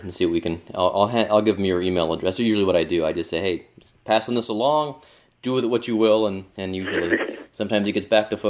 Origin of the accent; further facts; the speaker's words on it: Cleveland, Ohio, United States; moved away; also born or lived in Pittsburgh; I'm from Cleveland originally